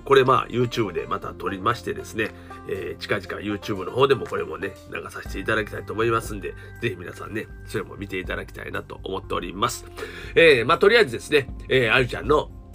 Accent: Osaka, Japan; 僕はね関西人です大阪人ですからね

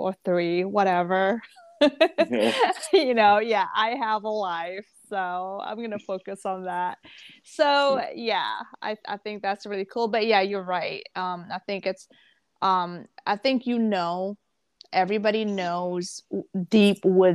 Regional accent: Jakarta, Indonesia; also born or lived in Malaysia / Singapore / Bangkok, Thailand; now in West Hartford, United States; So I grew up in Indonesia, in Jakarta

